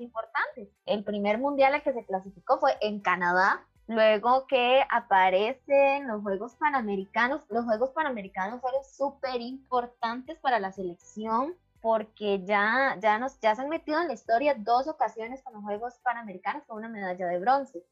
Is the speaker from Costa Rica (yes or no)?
yes; Costa Rica